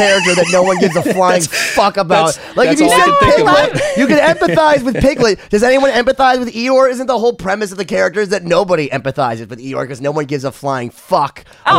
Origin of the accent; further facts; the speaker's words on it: Boston, Massachusetts, United States; I am from Boston.